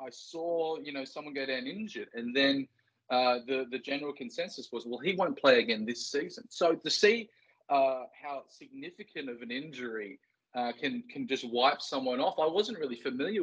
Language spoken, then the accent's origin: English; Port Stephens, New South Wales, Australia; Growing up in Port Stephens